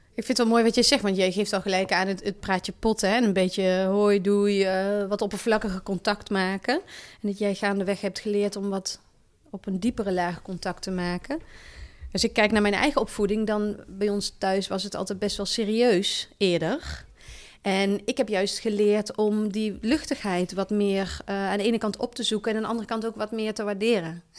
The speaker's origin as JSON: {"language": "Dutch", "town": "Valkenswaard", "region": "North Brabant", "country": "Netherlands", "tie": "born or raised there", "also_born_or_lived": "Zwolle / Harderwijk / Den Bosch / Sittard", "moved": "as an adult", "said": "Ik kom uit het Brabantse land. Ik ben opgegroeid in Valkenswaard."}